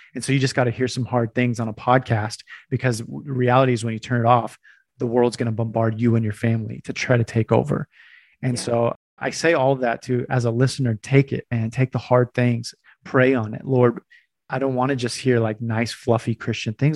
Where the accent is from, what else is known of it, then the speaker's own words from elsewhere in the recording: California, United States; when I was growing up, I grew up in California